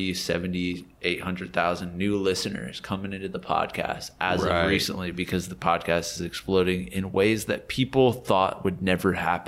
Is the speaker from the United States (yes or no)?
yes; Ohio, United States; now in Los Angeles, United States; I'm from Ohio. I'm currently 34 years old. Just turned 34. I live in Los Angeles, California. A lot of people think I live in New York. I don't live in New York. I live in Los Angeles